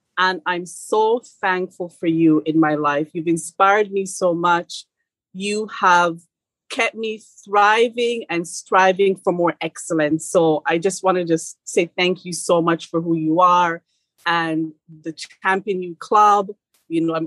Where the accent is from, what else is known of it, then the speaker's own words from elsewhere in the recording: Jamaica; moved away; as a Jamaican coming here